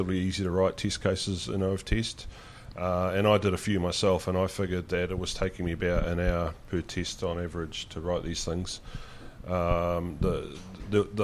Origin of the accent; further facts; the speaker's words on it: New Zealand; as a New Zealander and based in New Zealand